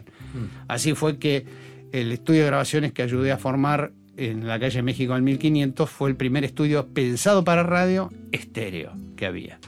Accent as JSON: {"language": "Spanish", "region": "Buenos Aires", "country": "Argentina", "said": "yo soy esencialmente porteño"}